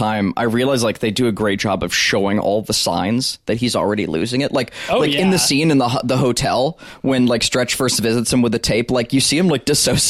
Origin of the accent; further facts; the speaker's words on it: the South, United States; We're from the South.